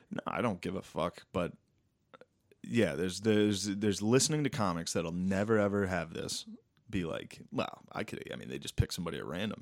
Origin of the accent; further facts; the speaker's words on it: Mechanicsburg, Pennsylvania, United States; from Mechanicsburg